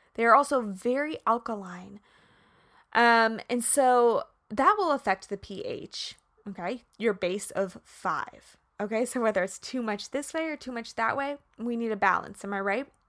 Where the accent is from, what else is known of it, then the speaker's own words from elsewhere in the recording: Kansas, United States; I'm from Kansas.